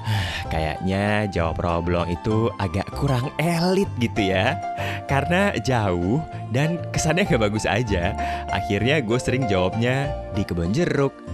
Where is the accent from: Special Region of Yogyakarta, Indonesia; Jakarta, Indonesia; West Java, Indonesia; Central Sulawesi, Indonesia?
Jakarta, Indonesia; moved away as an adult; Keluarga gue tinggal di Rawa Bolong itu sejak tahun 80-an, tepatnya 1982 gue udah lahir sih, tapi baru setahun tuh tahun segitu. Sampai akhirnya baru keluar dari sana di tahun 2013.